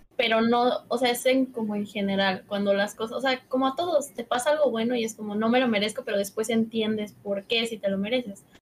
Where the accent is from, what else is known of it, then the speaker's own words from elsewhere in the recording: Cancún, Quintana Roo, Mexico; also born or lived in Mexico City; nací en la Ciudad de México, pero casi toda mi vida la he vivido en Cancún